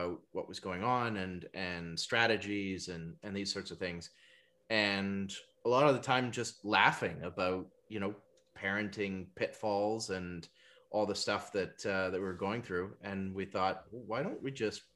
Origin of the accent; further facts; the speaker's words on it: North Shore, British Columbia, Canada; also born or lived in East Vancouver; now in Tsawwassen, Canada; I grew up over on the North Shore